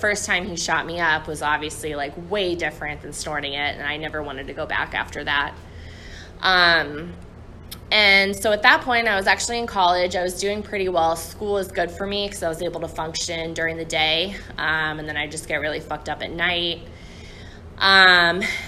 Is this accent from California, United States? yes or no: no; St. Louis, Missouri, United States; I'm from St. Louis.